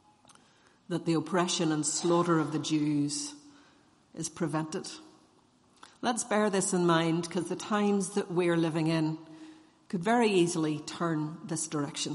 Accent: Northern Ireland, United Kingdom; as Irish Presbyterians

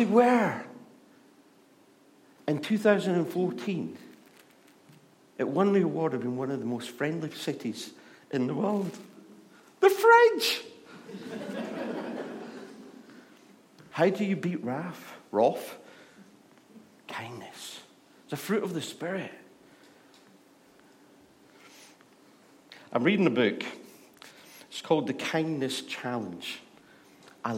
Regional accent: Scotland, United Kingdom; accent: Scottish; moved away; I am Scottish. We're built for shouting at people. That's why God gave us this accent

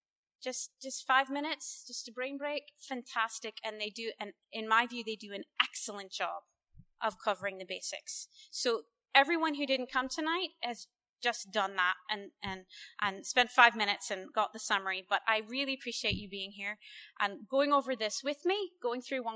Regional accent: United States; as an American

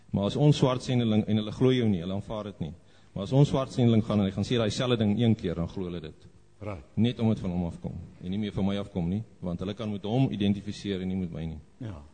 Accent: South Africa; now in Zambia; Ja, ons ehm um, ons werk as 'n span uh, in Zambië. Ons is so 5 Suid-Afrikaners en so 10 Zambiërs.

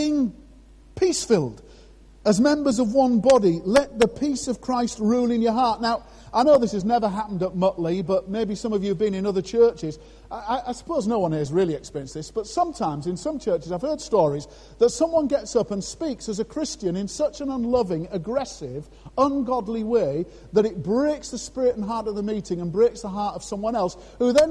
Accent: Scarborough, Yorkshire and the Humber, United Kingdom; moved away; Scarborough, my hometown.

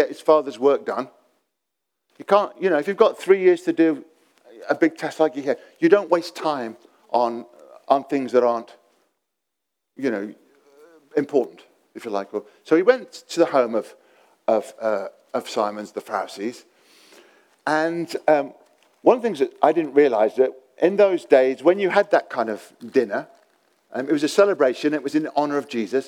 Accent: England, United Kingdom; being English

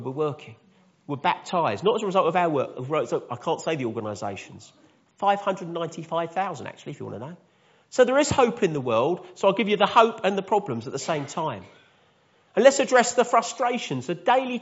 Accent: High Wycombe, South East England, United Kingdom; I come from High Wickham

